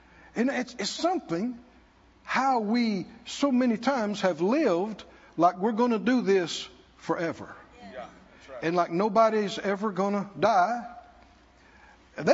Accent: the South, United States; I grew up in the South

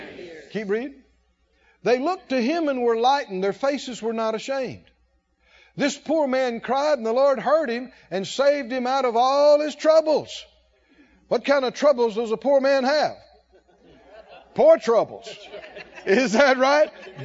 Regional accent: the South, United States; I know we grew up in the South. And we grew our own vegetables and lived on the farm.

